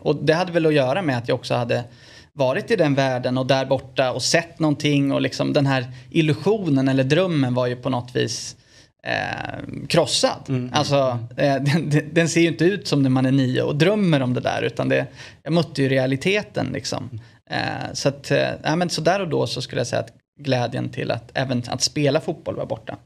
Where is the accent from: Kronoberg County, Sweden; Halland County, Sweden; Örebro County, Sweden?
Örebro County, Sweden; Örebro; also born or lived in Italy; hemma i Örebro